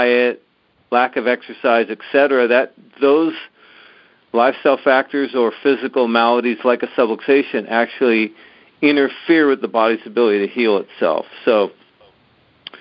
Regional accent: San Diego, California, United States; growing up in San Diego

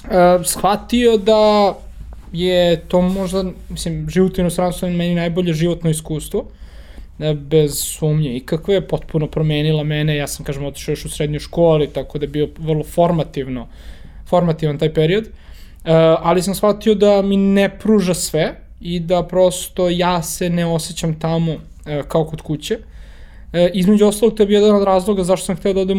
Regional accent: Belgrade, Serbia; moved away as an adult; also born or lived in New York / Germany; čak i ako sam ja rodom iz Beograda, na primjer, ne želim da uh, provedem ostatak života uh, u Beogradu

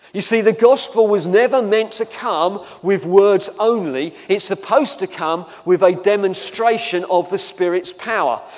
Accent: England, United Kingdom; we're English.

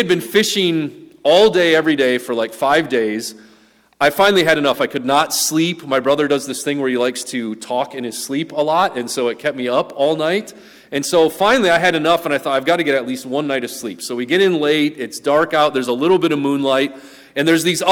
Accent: Wisconsin, United States; We grew up in Wisconsin

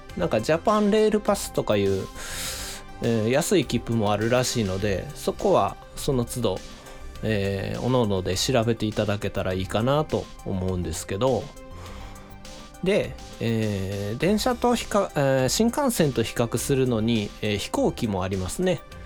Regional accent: Shiga, Japan; now in Osaka, Japan; 僕もあの子供の頃は滋賀県に住んでて

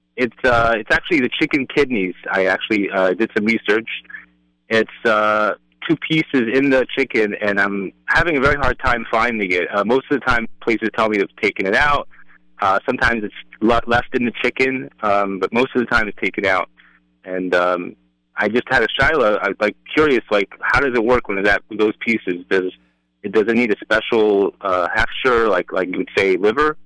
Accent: England, United Kingdom; now in Brooklyn, United States; I used to live in England when I was a kid.

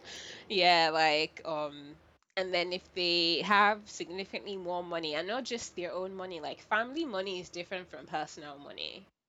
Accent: Nigeria; I was born and raised in Nigeria.

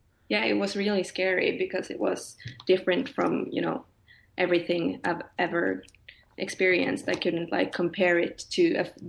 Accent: Norway; moved away as an adult; now in Stockholm, Sweden; I'm from Norway, but I live in Sweden, Stockholm at the moment

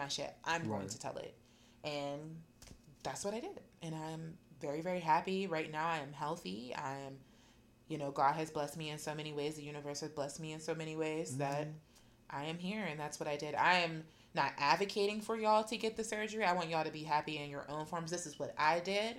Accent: Rankin, Pennsylvania, United States; where I come from, like I'm from Rankin, Pennsylvania

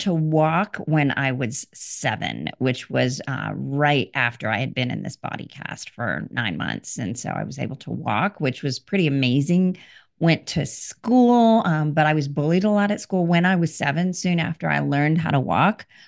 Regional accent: India; I was born in India

